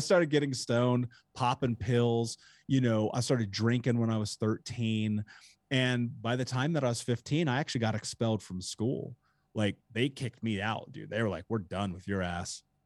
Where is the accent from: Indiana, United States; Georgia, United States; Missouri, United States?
Indiana, United States; Indianapolis; I grew up in Indianapolis